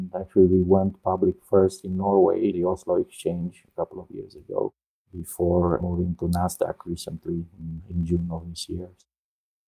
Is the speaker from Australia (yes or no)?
no; Romania; moved away as an adult; also born or lived in Netherlands / Colorado, United States / San Jose, United States; now in Orlando, United States; Originally, I'm from Romania. So I studied there and in the Netherlands. Then I came over to the US in 94